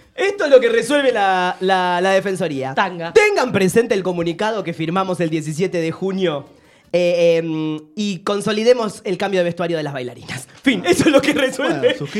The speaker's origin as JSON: {"language": "Spanish", "town": "Avellaneda", "region": "Buenos Aires Province", "country": "Argentina", "said": "somos de Avellaneda los dos"}